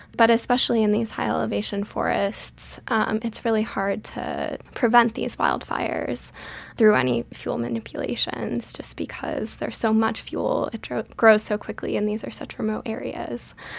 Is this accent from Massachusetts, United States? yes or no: yes; Western Massachusetts, United States; moved away as an adult; also born or lived in Colorado; I grew up in Western Massachusetts in a small town there